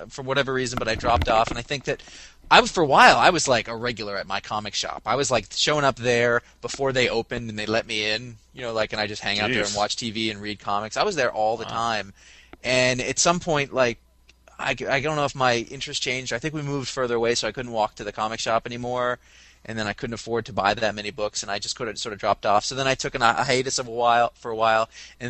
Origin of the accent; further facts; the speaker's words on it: Maine, United States; I'm from Maine, by the way, like a small town there